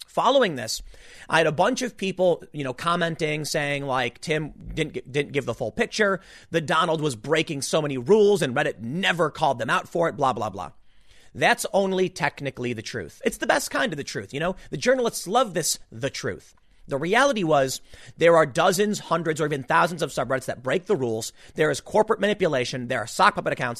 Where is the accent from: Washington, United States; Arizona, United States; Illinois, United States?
Illinois, United States; Chicago; also born or lived in New York; now in New Jersey, United States; I'm not from here. I'm from Chicago, okay? Lived in New York. Decided to move down here, like the Philly area